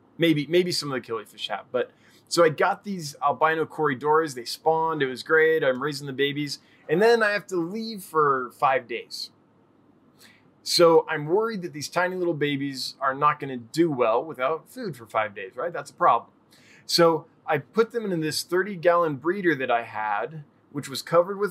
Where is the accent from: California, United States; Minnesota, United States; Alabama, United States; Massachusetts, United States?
California, United States; now in Texas, United States; Because we're from Northern California, kind of in the hills where it got a little, up by the mountains.